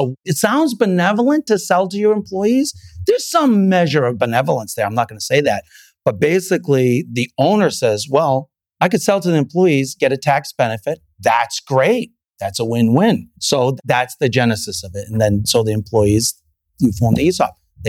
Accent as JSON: {"language": "English", "town": "Salem", "region": "Massachusetts", "country": "United States", "tie": "born or raised there", "also_born_or_lived": "Santa Barbara / New York / Pennsylvania / Illinois", "said": "So I was born in Santa Barbara, grew up mostly in Salem, Massachusetts, lived in 2 years in New York and then 12 years in Pennsylvania, in Amish country and 8 years in Illinois."}